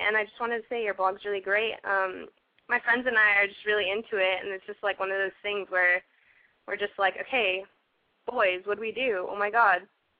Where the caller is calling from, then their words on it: Palm Springs, California, United States; Palm Springs.